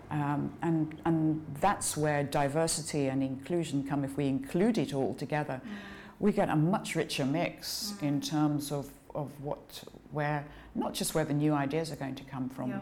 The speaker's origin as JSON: {"language": "English", "town": "Edinburgh", "region": "Scotland", "country": "United Kingdom", "tie": "born or raised there", "moved": "as an adult", "said": "I was born in Edinburgh. Uh, my parents had just moved up there from England"}